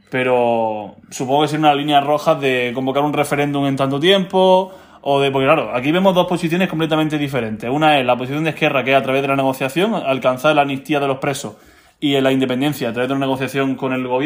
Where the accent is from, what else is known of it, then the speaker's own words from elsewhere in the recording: Spain; un acuerdo de última hora, como siempre lo hacemos todos los españoles, porque muy catalanes que sean, siguen siendo españoles.